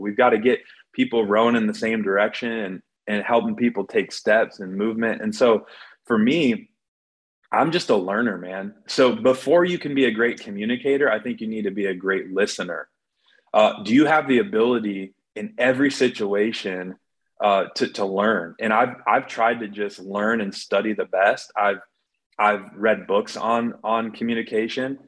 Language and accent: English; Iowa City, Iowa, United States; I'm from Iowa City, Iowa, where the Hawkeyes are